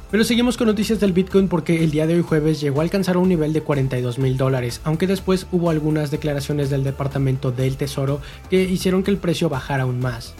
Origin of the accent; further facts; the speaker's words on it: Mexico; de nosotros como mexicanos